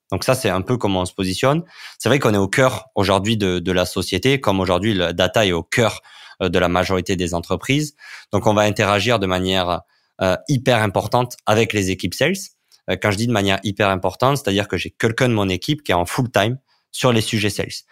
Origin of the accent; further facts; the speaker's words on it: France; en tant que, en tant que Français